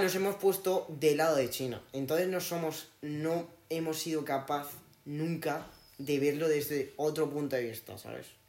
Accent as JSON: {"language": "Spanish", "country": "Spain", "said": "soy español"}